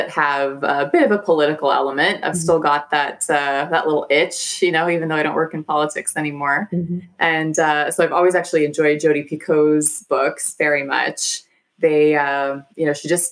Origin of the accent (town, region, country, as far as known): Canada